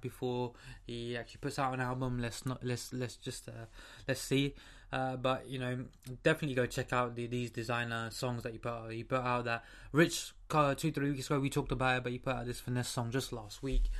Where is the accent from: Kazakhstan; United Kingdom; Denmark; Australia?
United Kingdom; London; I'm from the UK. I'm from London